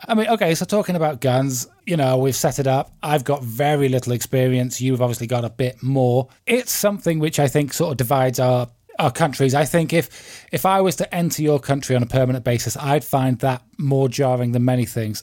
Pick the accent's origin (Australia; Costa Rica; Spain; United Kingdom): United Kingdom; I'm British